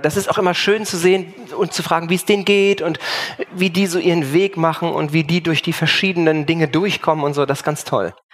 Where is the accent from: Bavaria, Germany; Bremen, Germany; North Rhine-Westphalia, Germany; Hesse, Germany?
North Rhine-Westphalia, Germany; Cologne; now in Schwerin, Germany; bin ja aus Köln, dann weggezogen